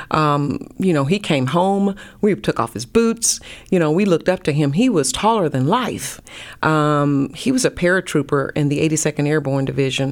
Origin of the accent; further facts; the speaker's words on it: North Carolina, United States; moved away as an adult; also born or lived in Pensacola, Florida; now in Dallas, United States; I'm from North Carolina